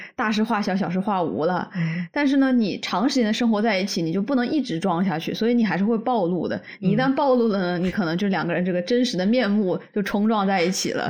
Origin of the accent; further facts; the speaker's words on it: Canada; 我们加拿大人至少会说一句 thanks